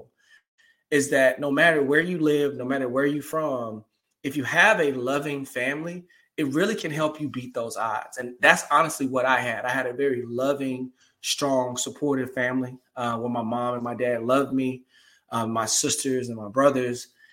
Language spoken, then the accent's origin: English; Dallas, Texas, United States; moved away as an adult; also born or lived in Denton, Texas / Memphis, Tennessee; now in Atlanta, United States; I grew up in the height of gang activity in Dallas, Texas